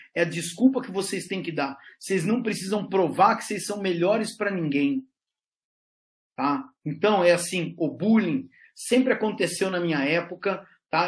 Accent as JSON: {"language": "Portuguese", "country": "Brazil", "said": "sou do Brasil"}